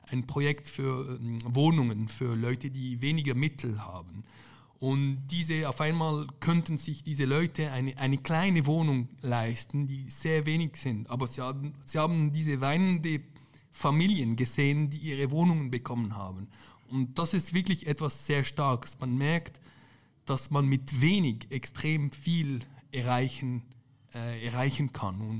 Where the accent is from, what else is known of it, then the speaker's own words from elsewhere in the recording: Lebanon; Andererseits ich komme ja auch aus Libanon und dort ist es praktisch das Gegenbeispiel.